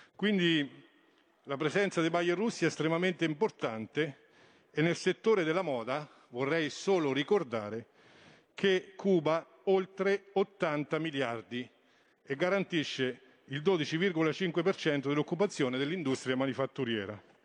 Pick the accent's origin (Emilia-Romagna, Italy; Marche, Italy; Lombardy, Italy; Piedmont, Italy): Marche, Italy; Montegranaro; mio paese Montegranaro